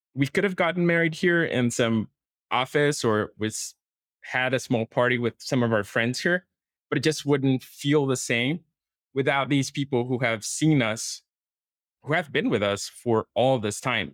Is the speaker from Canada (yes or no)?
no; Brazil; moved away as an adult; now in Portugal; I'm from Brazil, and I started working as a software engineer in Brazil